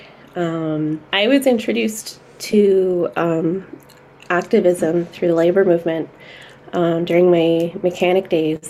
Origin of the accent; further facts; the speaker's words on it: Brampton, Ontario, Canada; also born or lived in Salt River First Nation, Northwest Territories; my roots are from Salt River First Nation, Northwest Territories, but I grew up here in Ontario